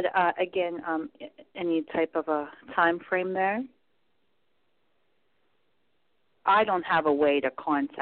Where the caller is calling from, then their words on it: Pennsylvania, United States; I'm calling from Pennsylvania.